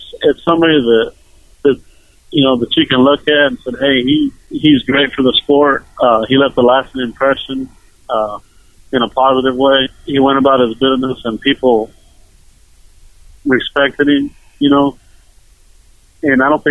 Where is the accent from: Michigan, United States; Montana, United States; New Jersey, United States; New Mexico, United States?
New Mexico, United States; growing up in New Mexico, me and my dad used to go to jackpots every weekend